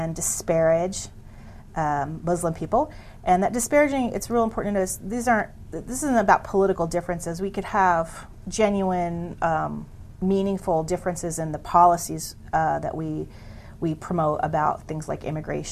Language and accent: English; Pennsylvania, United States; moved away; I'm a, from a small town in Pennsylvania